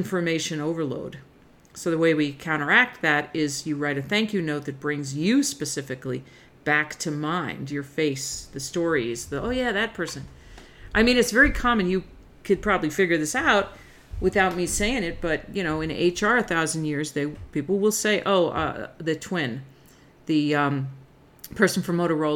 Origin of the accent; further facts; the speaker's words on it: New Jersey, United States; I'm from North Jersey